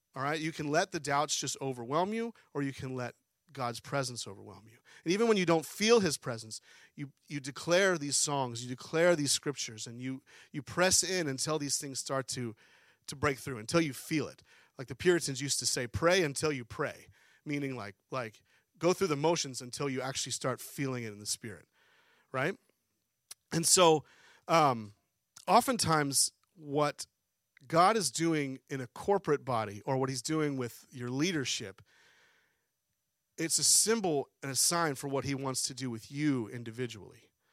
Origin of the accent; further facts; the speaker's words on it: Harrisburg, Pennsylvania, United States; moved away as an adult; also born or lived in New Mexico; now in Harford County, Maryland, United States; we grew up in Pennsylvania, Harrisburg area